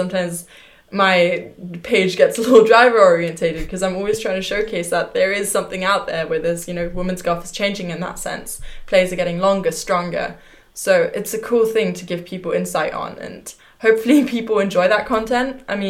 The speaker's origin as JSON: {"language": "English", "country": "Germany", "tie": "born there", "also_born_or_lived": "England", "said": "I was born in Germany, but honestly speaking, I never really, you know, yes, when you're 3, 4, your goal is to hit the ball."}